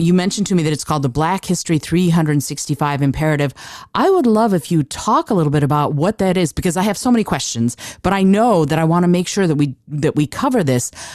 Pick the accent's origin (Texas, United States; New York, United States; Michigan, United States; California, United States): Michigan, United States; Detroit; I grew up in Detroit